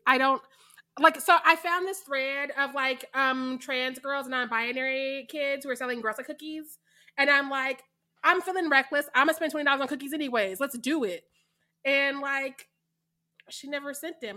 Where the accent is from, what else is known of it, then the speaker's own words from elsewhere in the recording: Missouri, United States; I am from Missouri